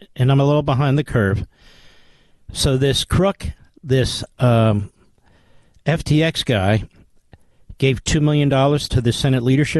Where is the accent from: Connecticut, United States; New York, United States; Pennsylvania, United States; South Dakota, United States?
Pennsylvania, United States; my home state of Pennsylvania.